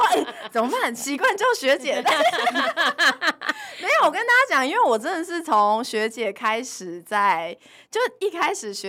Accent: Taiwan; 我们作为台湾人

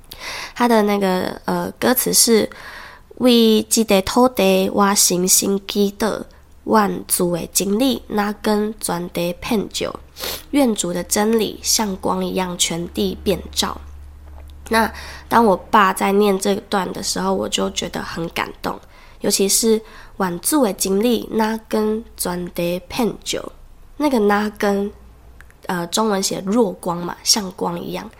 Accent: Taiwan; first language Taiwanese Hokkien; 我觉得我在这边讲我的母语是台语

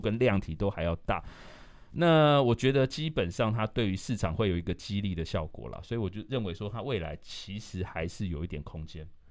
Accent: Taipei, Taiwan; 我是在南港出生

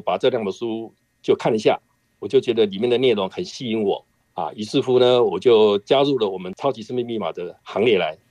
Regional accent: Sanxia, New Taipei, Taiwan; 我是来自台湾台北三峡的

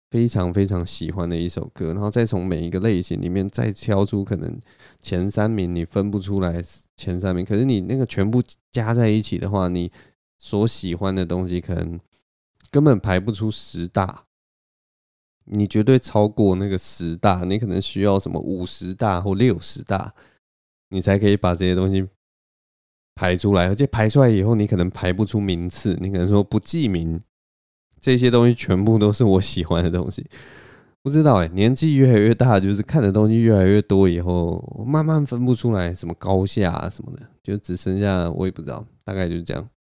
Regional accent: Taipei, Taiwan; 在我的老家文山区这边

